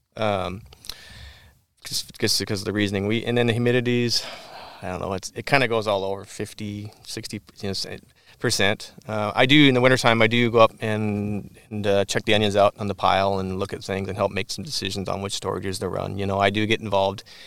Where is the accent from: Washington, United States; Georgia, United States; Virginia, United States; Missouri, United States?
Washington, United States; Whatcom County; the kid from Whatcom County that didn't grow up on a farm